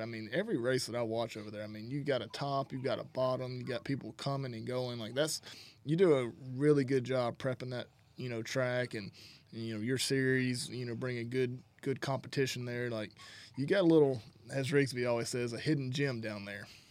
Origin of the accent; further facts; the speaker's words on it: North Alabama, United States; I grew up in Alabama, North Alabama area